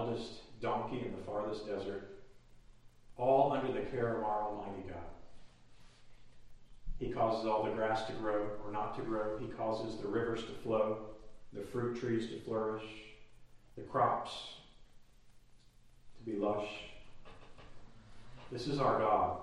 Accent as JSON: {"language": "English", "region": "Texas", "country": "United States", "moved": "yes", "lives_now": "Tennessee, United States", "said": "I'm a Texan, you'd think it's in my blood, but it doesn't seem to be"}